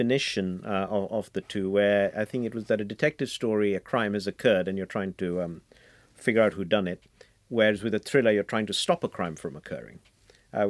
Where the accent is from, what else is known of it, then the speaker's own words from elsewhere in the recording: India; I grew up in India, and in India you grew up in the Holy Trinity of Enid Blyton, Agatha Christie, and P.G. Woodhouse